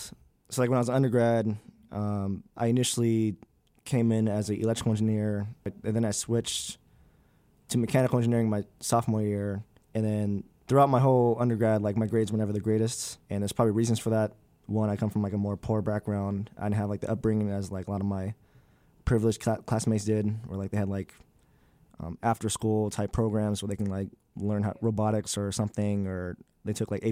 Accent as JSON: {"language": "English", "region": "California", "country": "United States", "tie": "born or raised there", "moved": "as an adult", "lives_now": "Midwest, United States", "said": "as a single black male growing up in the Midwest. Well, not growing up, but growing up in California, then moving to the Midwest."}